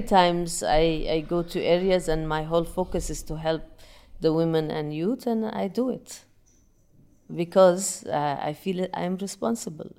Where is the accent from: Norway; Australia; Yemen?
Yemen; moved away; I'm originally from Yemen